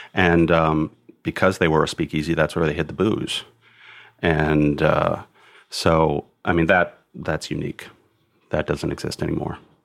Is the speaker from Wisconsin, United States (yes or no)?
yes; Milwaukee, Wisconsin, United States; moved away; I grew up in Milwaukee initially